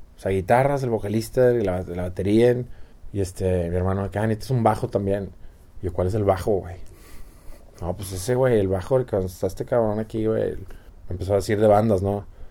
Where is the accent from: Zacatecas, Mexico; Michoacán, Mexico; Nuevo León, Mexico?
Nuevo León, Mexico; San Pedro Garza García; San Pedro, sí, yo desde el 80, San Pedro toda la vida